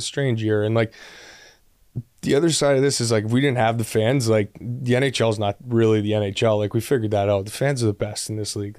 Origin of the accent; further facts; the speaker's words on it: Ottawa, Ontario, Canada; now in Columbus, United States; I'm from Ottawa and nobody I grew up with ever saw me play there